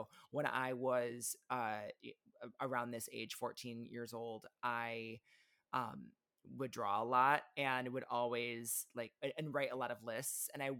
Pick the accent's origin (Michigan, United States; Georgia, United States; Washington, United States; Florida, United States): Michigan, United States; Benton Harbor; I grew up in Benton Harbor, Michigan. We did not live super far from Chicago. We were about 90 minutes away from Chicago.